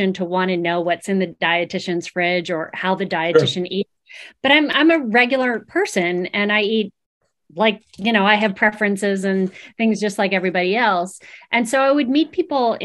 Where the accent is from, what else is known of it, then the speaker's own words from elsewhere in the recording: East Coast, United States; accent: East Coast; also born or lived in Massachusetts; I'm an East Coaster, if you couldn't tell by my accent. So I lived in Massachusetts for over a decade